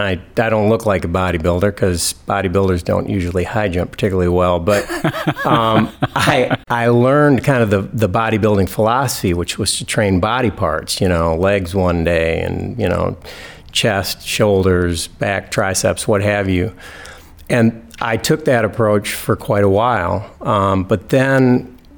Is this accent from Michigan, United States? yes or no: yes; East Lansing, Michigan, United States; also born or lived in Oregon; I'm from East Lansing. I grew up here and went to East Lansing schools.